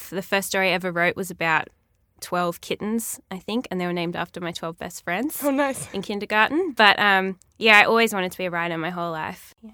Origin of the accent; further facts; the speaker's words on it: Ulladulla, New South Wales, Australia; also born or lived in Milton, Australia; Well, I was born in Milton and then we moved to Ulladulla